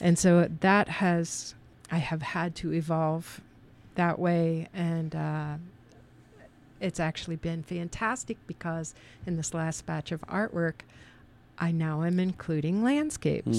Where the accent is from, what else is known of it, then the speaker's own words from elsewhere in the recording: Lima, Ohio, United States; moved away; I'm from Lima, Ohio, but I've been here for twenty-eight years